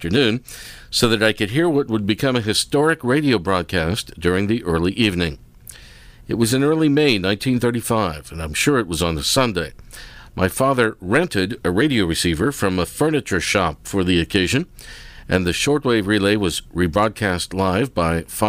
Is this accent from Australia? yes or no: yes; South Australia, Australia; born or raised there